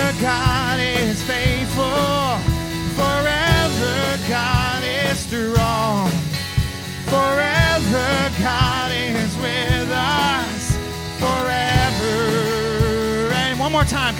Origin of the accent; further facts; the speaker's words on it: Texas, United States; I'm from Texas